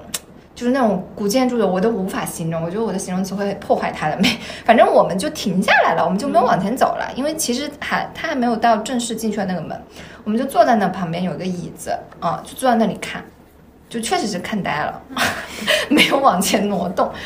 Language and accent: Chinese; Guangdong, China; 我是一个广东人